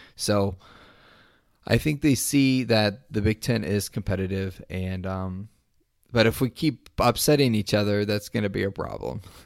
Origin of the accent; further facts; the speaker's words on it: Ohio, United States; I'm from Ohio